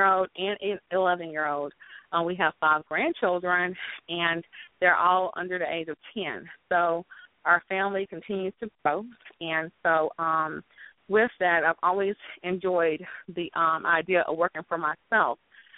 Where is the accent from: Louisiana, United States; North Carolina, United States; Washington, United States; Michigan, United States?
North Carolina, United States; Robeson County; moved away as an adult; I'm from Robinson County, which is considered the tobacco land as I was growing up